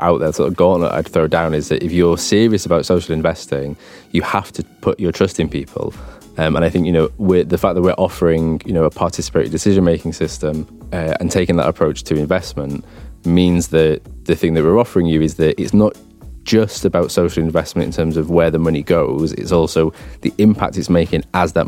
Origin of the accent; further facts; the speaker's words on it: London, United Kingdom; I'm from Barking Dagenham